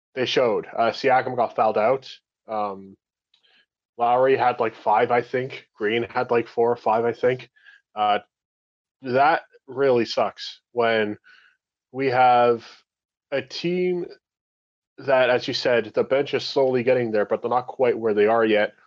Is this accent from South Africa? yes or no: no; Canada; We're Canadian